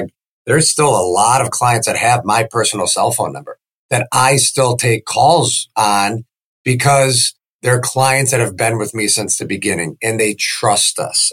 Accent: Chicago, Illinois, United States; moved away as an adult; now in Sarasota, United States; I grew up in the Chicagoland area

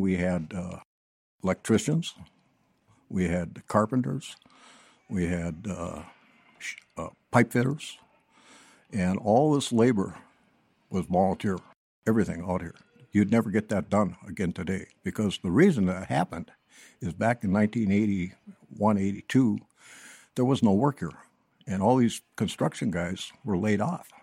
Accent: Hibbing, Minnesota, United States; moved away; also born or lived in Blaine, Minnesota; I was born and raised up in Hibbing, Minnesota

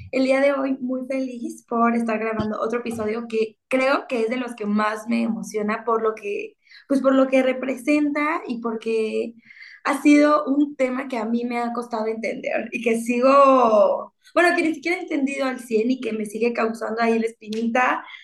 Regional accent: Mexico; now in Canada; una mexicana viviendo en Canadá. … una mexicana disfrutando de nuestro país.

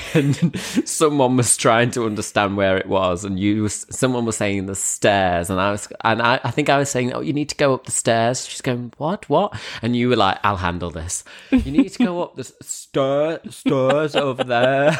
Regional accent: Grimsby, Yorkshire and the Humber, United Kingdom; moved away as an adult; also born or lived in London; I'm back in Grimsby. I'm back, I'm back in the, uh, hometown

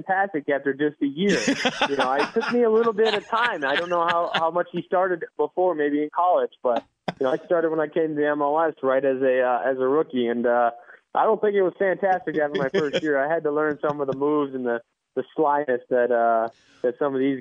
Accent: United States; I was born in the United States

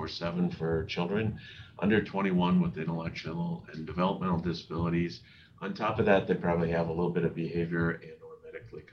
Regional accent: South Dakota, United States; Born and raised in South Dakota

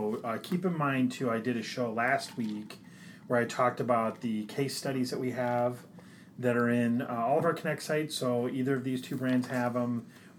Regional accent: Midwest, United States; We're from the Midwest.

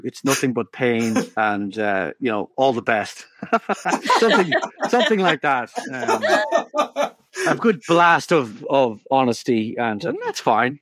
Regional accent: Ireland; when I travel, I'm told I'm an Irish writer

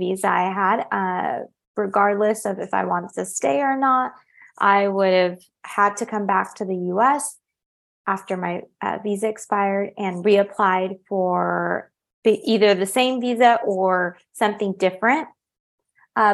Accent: California, United States; moved away as an adult; now in Paris, France; I had built up a really close-knit network of good friends in my hometown in California

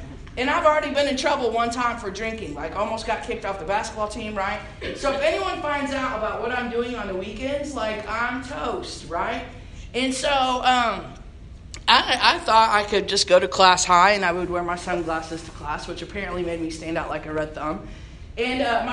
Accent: Indiana, United States; moved away as an adult; also born or lived in Illinois; now in San Angelo, United States; I was born and raised in Indiana

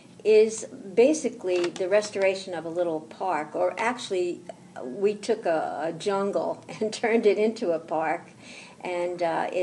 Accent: Rahway, New Jersey, United States; I grew up in Rahway, which is just a hop, skip, and a jump from here.

